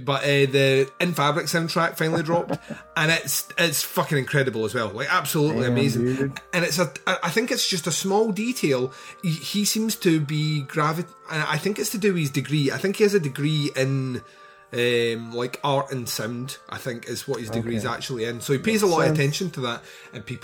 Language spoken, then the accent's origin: English; Scotland, United Kingdom; I'm Scottish, and we all live in the Highlands apparently